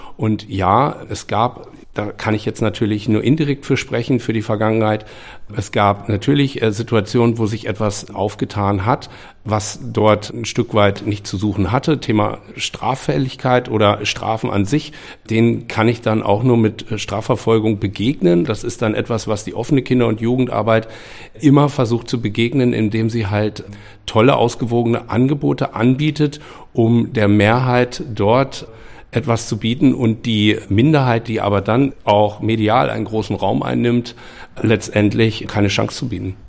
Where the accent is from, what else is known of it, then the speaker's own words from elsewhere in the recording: Hameln, Lower Saxony, Germany; in meiner Stadt, wo ich groß geworden bin und wo ich jetzt aus einem anderen Blickwinkel heraus als Vater von drei Kindern, die hier in Hameln groß werden